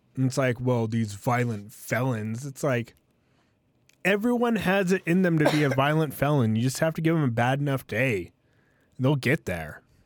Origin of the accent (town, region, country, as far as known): United States